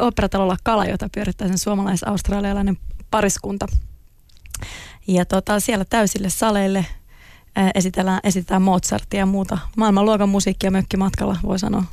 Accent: Klaukkala, Uusimaa, Finland; born or raised there; also born or lived in Helsinki / Turku

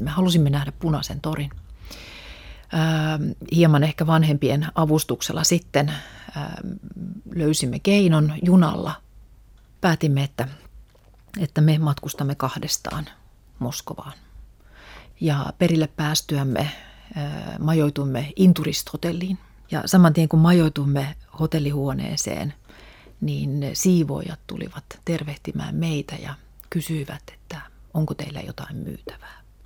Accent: Helsinki, Uusimaa, Finland; first language Russian; Mä olen syntynyt Suomessa, mun koti on ollut aina Suomessa

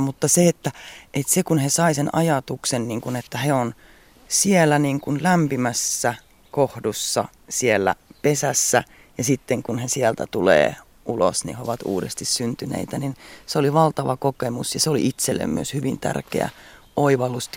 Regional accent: Central Finland, Finland; mä olen keskisuomalainen, keskisuomalainen, mutta sitten mulla on myös ne Karjalan juuret

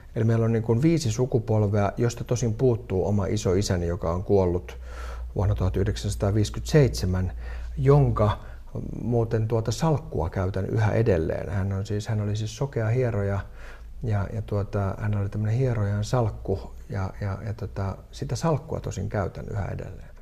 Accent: Helsinki, Uusimaa, Finland; Mä olen siis Itä-Helsingistä kotoisin

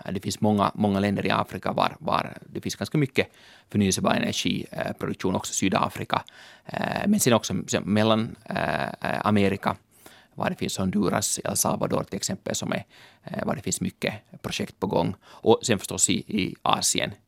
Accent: Helsinki, Uusimaa, Finland; also born or lived in London; jag är en ekonom från Helsingfors

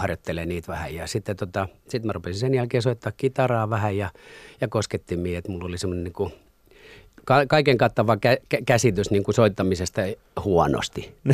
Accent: Masku, Southwest Finland, Finland; also born or lived in Turku; sieltä tota, muutettiin Maskuun

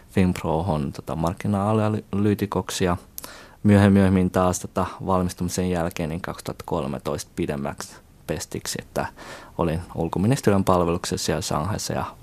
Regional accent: Finland; also born or lived in China; Ja tosiaan niin kuin 11-vuotiaana muutin taas Kiinasta takaisin Suomeen ja sitten tota suomenkielisen kouluun

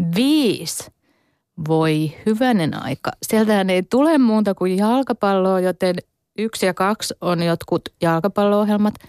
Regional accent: Hämeenlinna, Tavastia Proper, Finland; moved away as an adult; now in Turku, Finland; kotikuntani, tai siis synnyinkuntani Hämeenlinnan

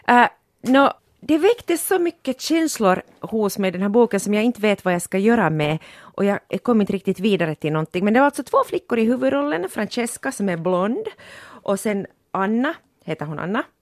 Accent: Porvoo, Uusimaa, Finland; vi är ju båda från Borgo

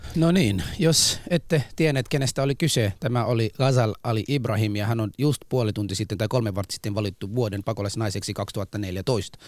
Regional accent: Somalia; now in Helsinki, Finland; mä oon somalialainen

